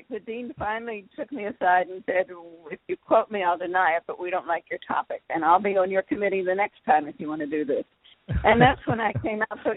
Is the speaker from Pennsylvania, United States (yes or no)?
yes; Philadelphia, Pennsylvania, United States; born there; Well, I'm an only child. I was born in Philadelphia.